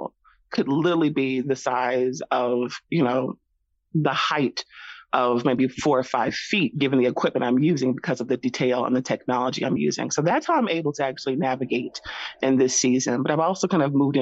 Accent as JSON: {"language": "English", "region": "the South", "country": "United States", "tie": "born or raised there", "moved": "yes", "said": "I am originally from the South. So I kind of grew up in this culture"}